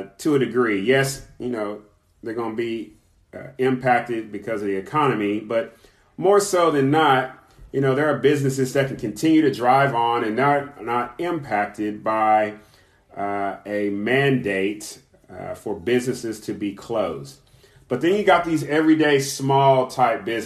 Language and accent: English; Kentucky, United States; my home state, my birth state, Kentucky